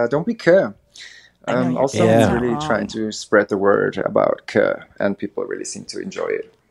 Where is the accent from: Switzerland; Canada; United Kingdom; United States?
Switzerland; English is a second language; I'm from Switzerland. We speak Swiss German, but there's also a French and an Italian part.